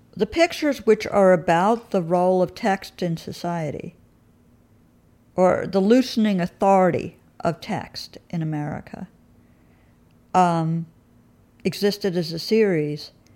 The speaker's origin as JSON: {"language": "English", "region": "New York", "country": "United States", "also_born_or_lived": "England", "said": "as a true New Yorker"}